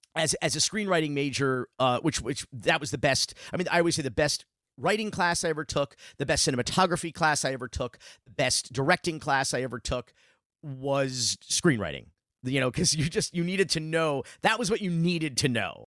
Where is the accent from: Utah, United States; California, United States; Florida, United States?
Florida, United States; Miami; growing up in Miami in the, in the nineteen eighties